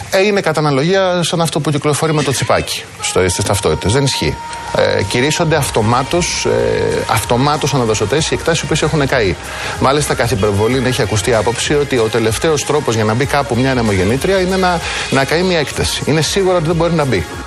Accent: Ekali, Attica, Greece; Και εγώ, αφού μεγάλωσα και γεννήθηκα στην Εκάλη

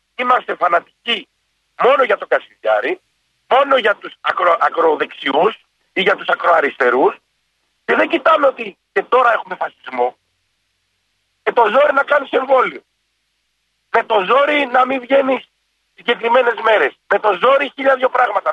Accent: Naxos, South Aegean, Greece; είμαι από την Άξο

